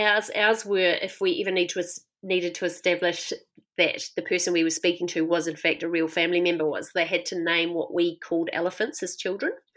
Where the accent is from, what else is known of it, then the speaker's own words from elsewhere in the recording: Christchurch, Canterbury, New Zealand; moved away as an adult; I grew up in Christchurch in a very white city